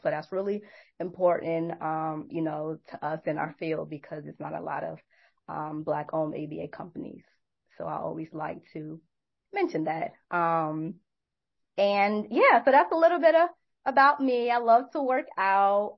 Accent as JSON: {"language": "English", "town": "New York City", "region": "New York", "country": "United States", "moved": "yes", "lives_now": "Atlanta, United States", "said": "I'm originally from New York, Brooklyn, New York. I live in Atlanta"}